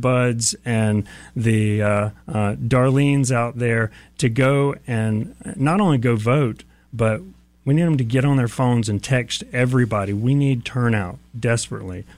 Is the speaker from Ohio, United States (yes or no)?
no; Jacksonville, Florida, United States; I grew up in Jacksonville